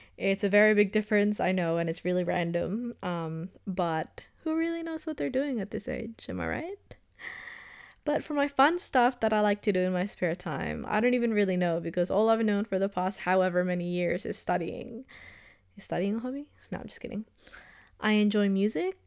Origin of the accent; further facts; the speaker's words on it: Australia; also born or lived in Philippines; I came from the Philippines, but I pretty much grew up in Australia. I moved here when I was turning seven or eight.